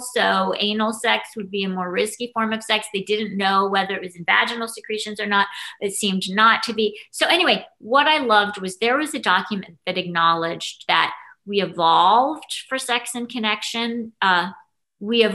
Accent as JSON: {"language": "English", "town": "New York City", "region": "New York", "country": "United States", "tie": "born or raised there", "moved": "as an adult", "lives_now": "Los Angeles, United States", "said": "I was proud of my hometown for"}